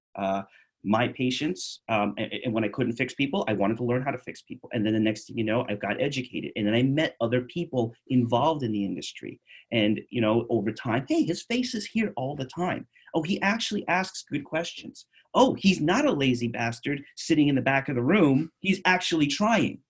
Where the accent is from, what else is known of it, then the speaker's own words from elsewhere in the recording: New York City, New York, United States; moved away as an adult; also born or lived in Bronx, New York; now in Phoenix, United States; I'm from I'm from Queens. I'm from New York City.